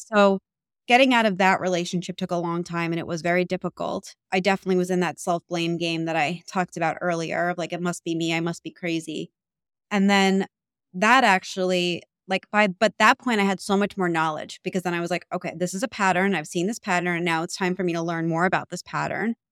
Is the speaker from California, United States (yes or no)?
no; New York, United States; I'm from New York, so it's, like, a very loud